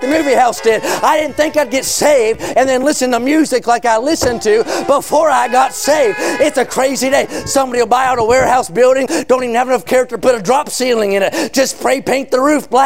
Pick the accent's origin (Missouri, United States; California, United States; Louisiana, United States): California, United States; I'm a Californian, though I don't fit in well with the populace